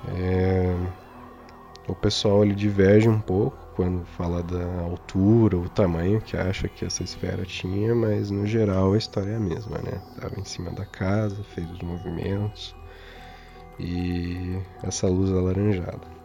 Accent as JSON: {"language": "Portuguese", "town": "Castro", "region": "Paraná", "country": "Brazil", "said": "nós somos de Castro, no interior do Paraná"}